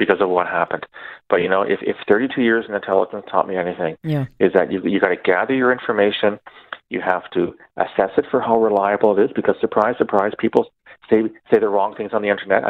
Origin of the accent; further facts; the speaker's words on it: Canada; As a Canadian